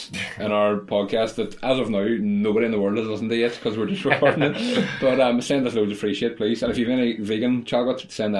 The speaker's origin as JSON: {"language": "English", "town": "Derry", "region": "Northern Ireland", "country": "United Kingdom", "said": "I'm from Derry"}